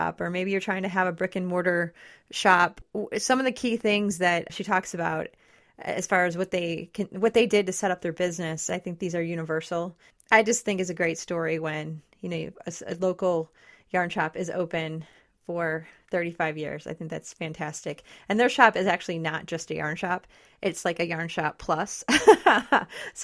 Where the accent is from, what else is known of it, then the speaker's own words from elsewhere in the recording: Detroit, Michigan, United States; now in West Michigan, United States; I didn't grow up in West Michigan, and I'm from the Detroit area